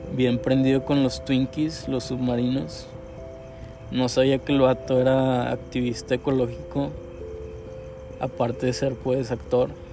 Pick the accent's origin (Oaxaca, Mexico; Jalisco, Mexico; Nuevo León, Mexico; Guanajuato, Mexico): Nuevo León, Mexico; Monterrey; soy un artista regiomontano